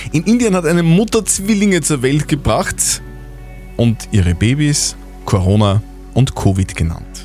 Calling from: Neukirchen am Walde, Upper Austria, Austria; Von Neukirchen am Walde.

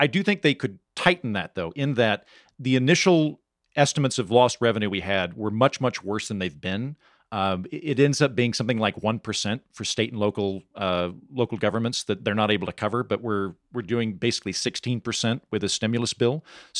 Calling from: Oklahoma, United States; I'm recording from Oklahoma, where for several years, counties in Oklahoma have four-day work weeks for teachers

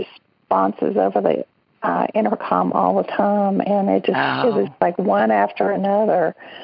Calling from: Birmingham, Alabama, United States; I'm calling from Birmingham also.

